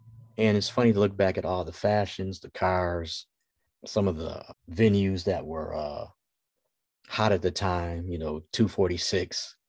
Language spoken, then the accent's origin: English; Detroit, Michigan, United States; moved away as an adult; also born or lived in Los Angeles / Houston / Dallas; I'm from Detroit, Michigan. I've lived in Los Angeles, Houston, Dallas, and Detroit.